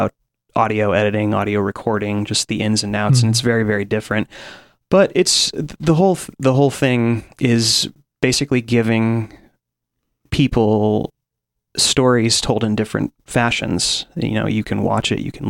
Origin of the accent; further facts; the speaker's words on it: Colorado Springs, Colorado, United States; now in Ashland, United States; my hometown, Colorado Springs